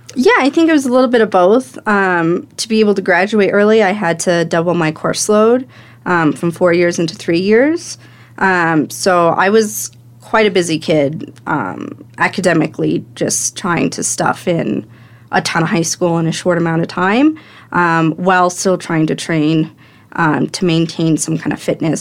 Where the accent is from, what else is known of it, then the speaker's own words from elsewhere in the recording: Fairplay, Colorado, United States; I grew up in Fair Play, Colorado